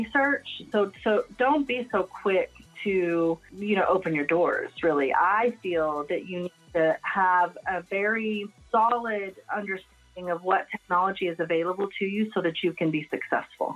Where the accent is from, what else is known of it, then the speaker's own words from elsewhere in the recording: Lubbock, Texas, United States; I've attempted to leave Lubbock and move in to different parts of the United States. And I would say my roots are firmly planted here. I can't seem to, you know, not make this my hometown